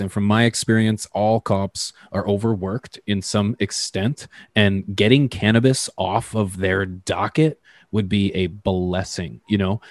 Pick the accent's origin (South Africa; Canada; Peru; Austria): Canada; I mean that as a Canadian